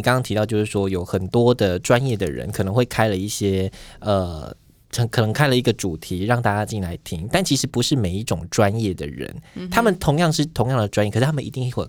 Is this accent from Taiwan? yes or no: yes; southern Taiwan, Taiwan; now in Taipei, Taiwan; 我们在台北嘛，那我是南部人